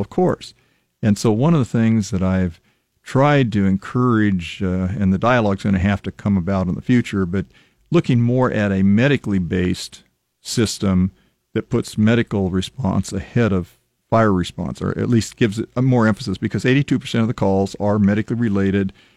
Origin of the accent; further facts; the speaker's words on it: Lincoln, Nebraska, United States; I was born and raised here in Lincoln